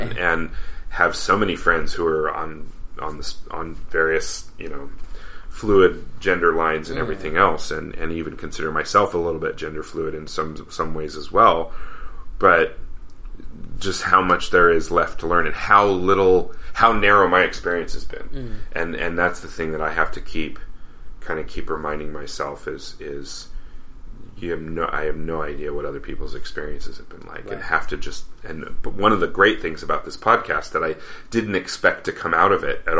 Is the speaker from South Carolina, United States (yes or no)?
no; Denver, Colorado, United States; I grew up in Denver